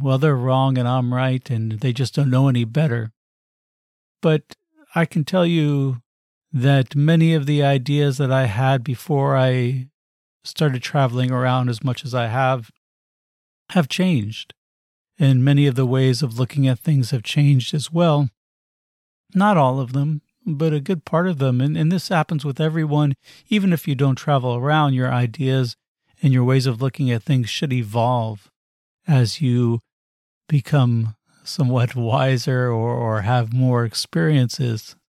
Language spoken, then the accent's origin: English; United States; also born or lived in Arizona / Los Angeles / New York; growing up in the U S